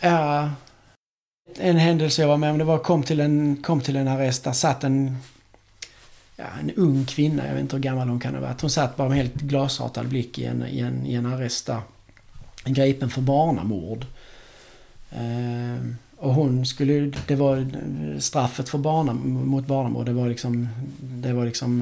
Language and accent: Swedish; Sweden; som svensk